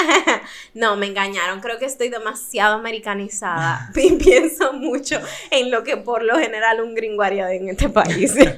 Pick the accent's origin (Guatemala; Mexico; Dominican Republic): Dominican Republic; also born or lived in United States; me siento demasiado dominicana